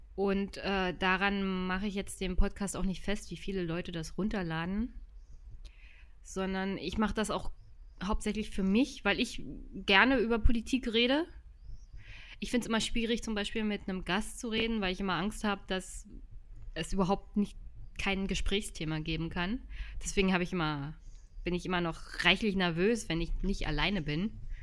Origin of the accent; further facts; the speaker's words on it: Jüterbog, Brandenburg, Germany; Jüterbock besucht. Das ist meine Heimatstadt